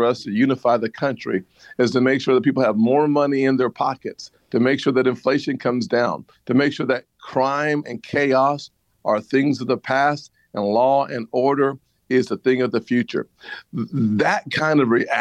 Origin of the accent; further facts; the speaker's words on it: South Carolina, United States; my home state